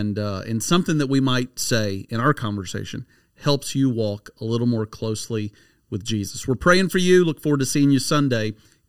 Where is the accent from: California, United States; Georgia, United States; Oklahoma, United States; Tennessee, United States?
Tennessee, United States; also born or lived in New York City; they didn't really know as much that I was originally from Tennessee, but they knew that I had been in New York City.